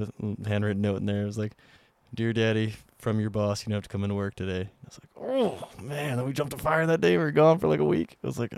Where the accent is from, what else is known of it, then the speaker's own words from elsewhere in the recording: Whitehall, Montana, United States; Got my Miles City jump in Whitehall. So like in my hometown.